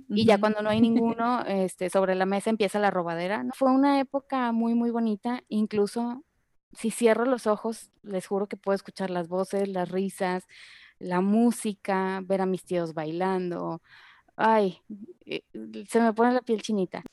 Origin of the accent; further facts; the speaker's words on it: Monterrey, Nuevo León, Mexico; also born or lived in Guadalajara; yo nací aquí en Monterrey, pero nos fuimos a Guadalajara un tiempo, seis años, y luego regresamos a Monterrey.